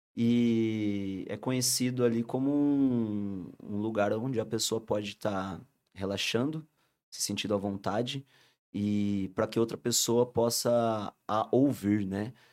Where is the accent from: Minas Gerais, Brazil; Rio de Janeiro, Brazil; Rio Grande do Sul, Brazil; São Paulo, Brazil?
São Paulo, Brazil; Rio Claro; Nós somos de Rio Claro